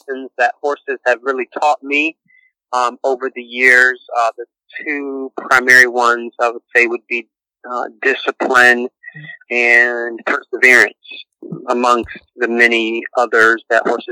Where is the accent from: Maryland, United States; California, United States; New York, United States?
Maryland, United States; just outside of D.C.; moved away as an adult; now in Aberdeen, North Carolina, United States; I grew up in Maryland, just outside of D.C.